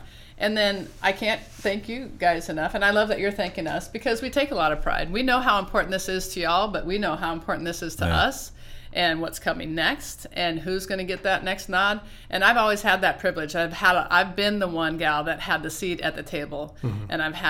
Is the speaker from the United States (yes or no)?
yes; Oregon, United States; And I'm working, I'm from Oregon, so we're trying to put together a team of supers